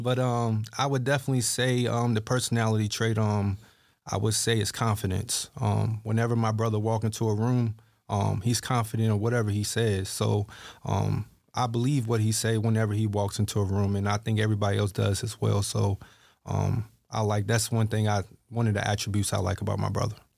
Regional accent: Halifax, Virginia, United States; I'm from Halifax, Virginia

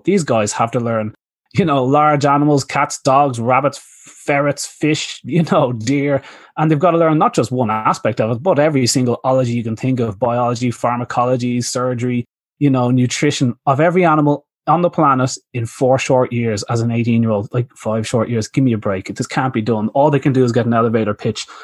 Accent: Ireland; moved away as an adult; also born or lived in Australia; I came from Ireland

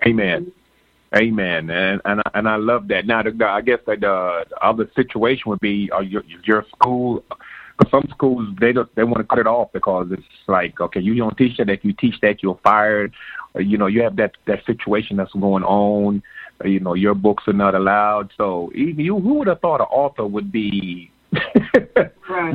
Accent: Jamaica; I was born in Jamaica

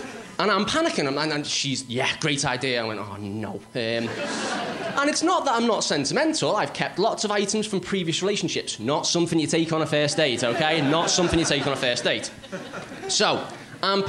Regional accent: Liverpool, North West England, United Kingdom; I am from Liverpool, so I do apologise if you can't understand what I'm saying.

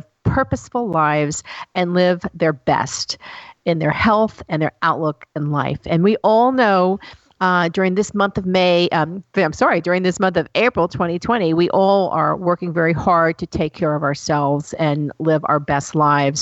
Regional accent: Tennessee, United States; I'm from the South. I'm from Tennessee

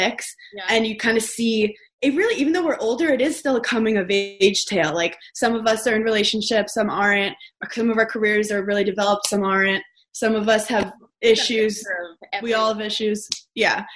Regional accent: New York City, New York, United States; I'm from New York City.

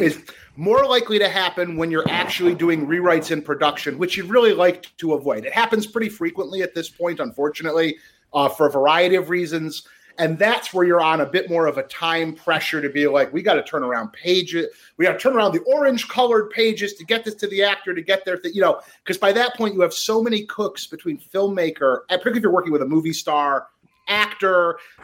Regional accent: Franklin, Michigan, United States; I'm from a little town called Franklin. It's like Birmingham, Bloomfield area.

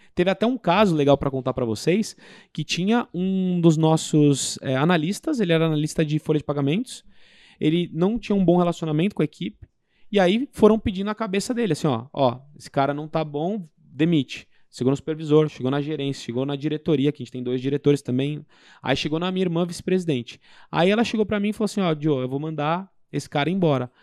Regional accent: São Paulo, Brazil; fui em São Paulo, sou de São Paulo

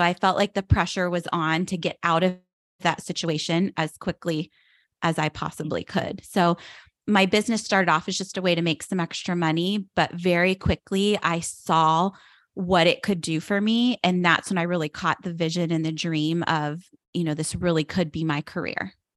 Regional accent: outside of Pittsburgh, Pennsylvania, United States; moved away as an adult; now in South Florida, United States; I grew up outside of Pittsburgh, Pennsylvania, and I live in South Florida now

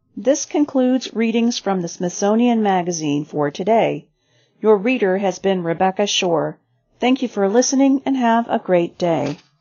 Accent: Eastern Ukraine, Ukraine; moved away; I'm from the Eastern part and we all speak Russian, but nobody wants to be a part of Russia

